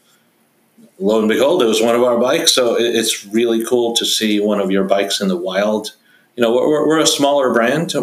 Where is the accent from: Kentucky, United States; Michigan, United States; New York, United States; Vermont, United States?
New York, United States; where I grew up in New York